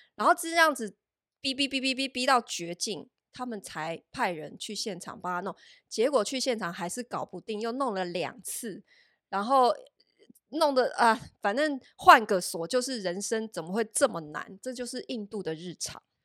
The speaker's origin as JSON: {"language": "Chinese", "country": "Taiwan", "also_born_or_lived": "Shanghai, China", "moved": "as an adult", "said": "我们台湾人"}